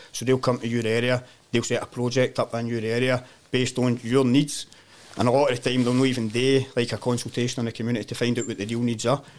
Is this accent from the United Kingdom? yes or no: yes; Glasgow, Scotland, United Kingdom; moved away as an adult; also born or lived in Tanzania; I grew up in in Govan, uh, Windrum Line. So stayed there for the first like thirty three year in my life.